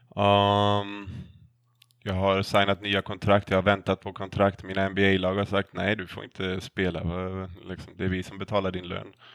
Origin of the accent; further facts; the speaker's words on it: Sweden; moved away as an adult; now in United States; hemma i Sverige